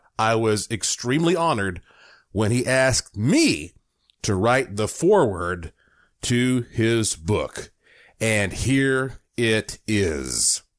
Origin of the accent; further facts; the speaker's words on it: Asheville, North Carolina, United States; I was born in Asheville.